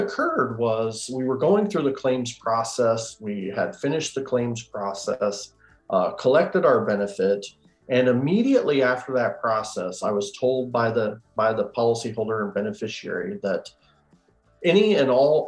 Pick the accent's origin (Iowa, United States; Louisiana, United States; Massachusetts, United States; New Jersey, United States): Iowa, United States; I'm from Iowa